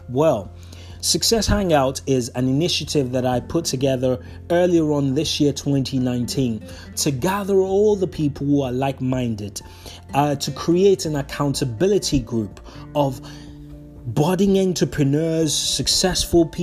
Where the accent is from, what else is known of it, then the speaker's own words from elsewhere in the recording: Nigeria; moved away as an adult; now in United Kingdom; I was born in Nigeria. I spent 18 years of my life, so I was a grown up man before I left that beautiful country to live in the UK